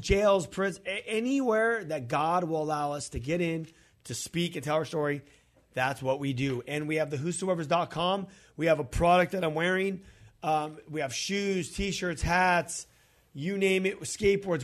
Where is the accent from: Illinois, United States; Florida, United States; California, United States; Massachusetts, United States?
California, United States; we're from California.